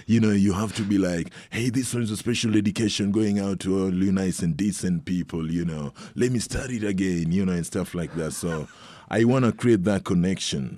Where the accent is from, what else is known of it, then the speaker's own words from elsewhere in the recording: Kenya; moved away; I'm from Kenya